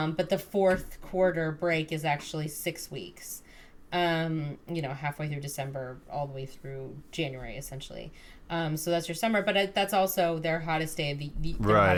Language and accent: English; United States; also born or lived in Westbrook, Connecticut; We're American.